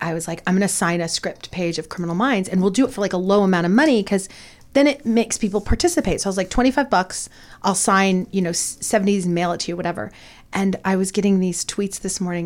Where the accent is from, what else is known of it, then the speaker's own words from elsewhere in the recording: Porterville, California, United States; I grew up in Porterville, California, which is in the Central Valley